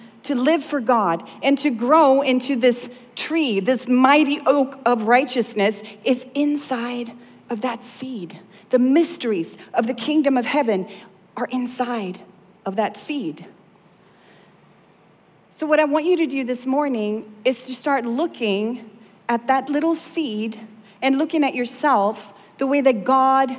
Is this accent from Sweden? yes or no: yes; southern Sweden, Sweden; moved away; I grew up in Sweden, and in the south of Sweden, we have these woods